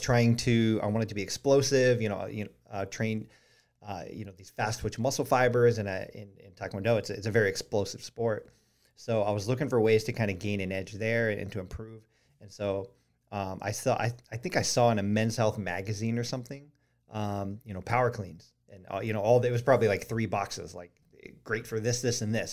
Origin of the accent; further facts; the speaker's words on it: Colorado Springs, Colorado, United States; now in Charleston, United States; we grew up in Colorado Springs